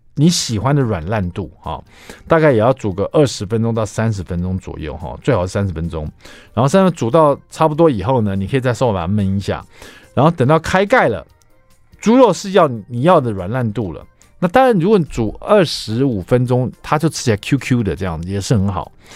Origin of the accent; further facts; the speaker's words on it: Taiwan; 我们台湾人做那种， 呃， 这种三层肉的卤肉